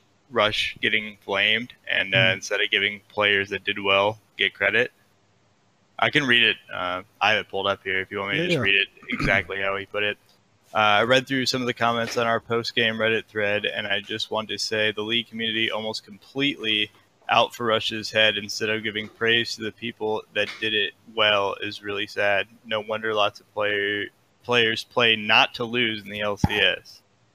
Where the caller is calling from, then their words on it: Fort Myers, Florida, United States; I'm calling from Florida.